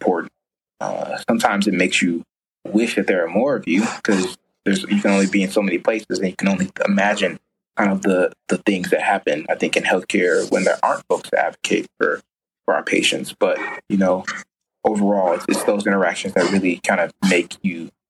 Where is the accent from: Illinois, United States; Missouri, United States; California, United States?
Illinois, United States; Chicago; I grew up, you know, on the South Side, like, you know, went to Mount Carmel High School, family lives in like Roseland, Morgan Park area